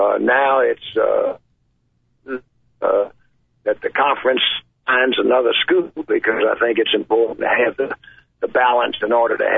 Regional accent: Mobile, Alabama, United States; moved away as an adult; also born or lived in Auburn, Alabama / Georgia; I am from Mobile, Alabama, originally.

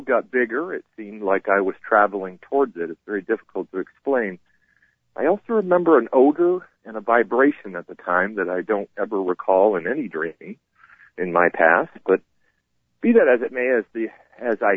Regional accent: Vermont, United States; now in North Carolina, United States; My family came and got me in North Carolina and drove me home to Vermont so I could pass away in my home state.

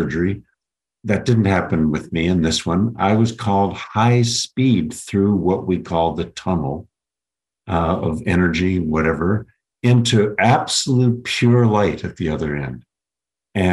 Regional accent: Minneapolis, Minnesota, United States; also born or lived in St. Paul, Minnesota; I grew up in privilege in Minneapolis and St. Paul, Minnesota, in the state my family actually helped create in the 1800s

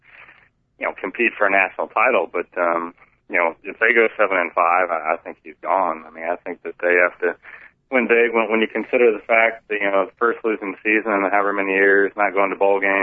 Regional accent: Iowa, United States; moved away; also born or lived in Indiana; I grew up in Iowa

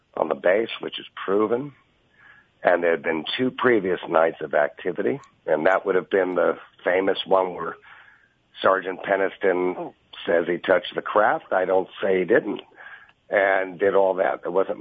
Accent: New York, United States; I'm from New York

